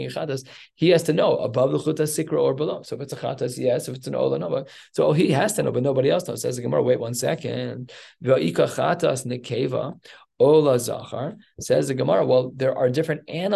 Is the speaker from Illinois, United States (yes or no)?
yes; Evanston, Illinois, United States; I was born in Evanston Hospital